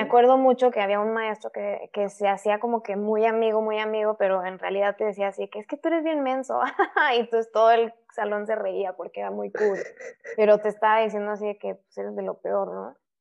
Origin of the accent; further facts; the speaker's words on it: Querétaro, Mexico; moved away as an adult; also born or lived in Mexico City; now in Monterrey, Mexico; Nací en la Ciudad de México, me fui a vivir a, Querétaro cuando yo tenía dos años y ya ahí estuve hasta que me casé